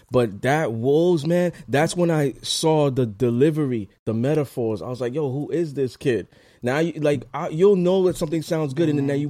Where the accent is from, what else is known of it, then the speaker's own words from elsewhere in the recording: United States; especially as a black man, growing up in America